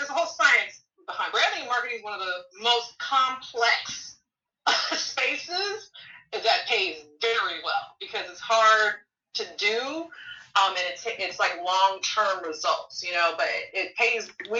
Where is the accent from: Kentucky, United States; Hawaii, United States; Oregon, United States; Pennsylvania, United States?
Hawaii, United States; also born or lived in Illinois; Like, I grew up in Hawaii. I grew up in Illinois.